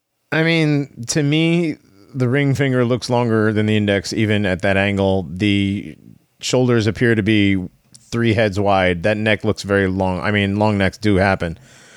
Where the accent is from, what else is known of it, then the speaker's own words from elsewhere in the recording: Connecticut, United States; growing up in Connecticut